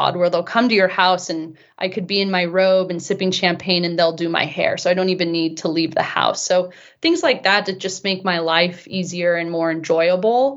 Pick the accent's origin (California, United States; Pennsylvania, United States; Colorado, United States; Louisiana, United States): California, United States; Bay Area; moved away as an adult; also born or lived in Europe; now in Utah, United States; growing up in the Bay Area, I was always surrounded by money and actually grew up in a pretty wealthy area